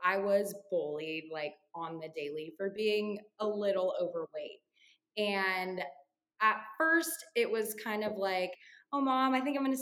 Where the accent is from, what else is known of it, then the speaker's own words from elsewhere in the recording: Paso Robles, California, United States; moved away as an adult; also born or lived in Templeton, California; now in Nashville, United States; I grew up in Paso